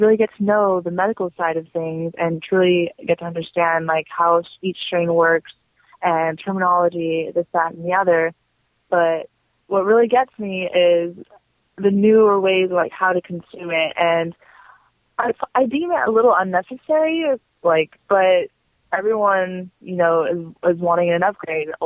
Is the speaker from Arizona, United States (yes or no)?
yes; Arizona, United States; I'm from Arizona